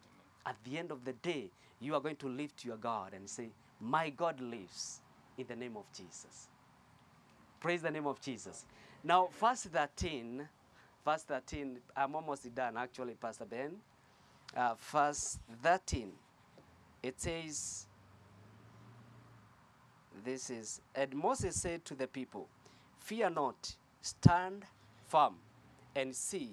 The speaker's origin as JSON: {"language": "English", "country": "Kenya", "second_language": "English", "moved": "as an adult", "said": "I came from Kenya that time."}